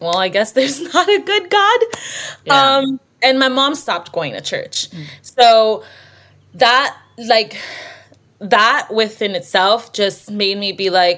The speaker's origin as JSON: {"language": "English", "town": "Miami", "region": "Florida", "country": "United States", "tie": "born or raised there", "moved": "yes", "lives_now": "Tulsa, United States", "said": "I grew up in Miami, so I haven't lived in Tulsa my whole life, but I grew up in Miami"}